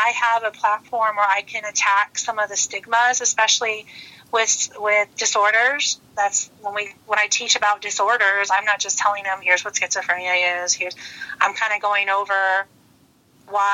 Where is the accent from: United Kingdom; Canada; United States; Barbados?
United States; Illinois; moved away as an adult; also born or lived in El Paso, Texas; I'm originally from Illinois